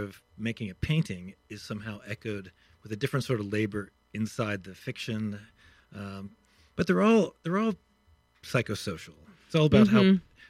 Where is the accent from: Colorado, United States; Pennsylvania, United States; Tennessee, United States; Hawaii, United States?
Pennsylvania, United States; Pittsburgh; Pittsburgh, Pennsylvania.